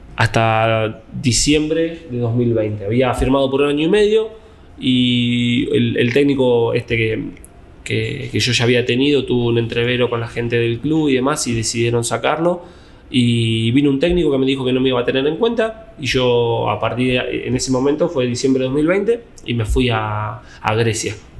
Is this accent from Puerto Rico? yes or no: no; Sarandí, Buenos Aires Province, Argentina; also born or lived in La Plata / Greece; Sarandí, de donde soy yo